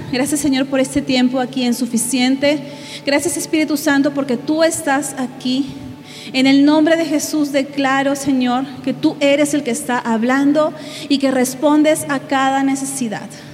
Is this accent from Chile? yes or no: no; Peru; moved away as an adult; now in State of Mexico, Mexico; soy de Perú. Hace nueve meses casi llegué con mi familia a México a plantar una iglesia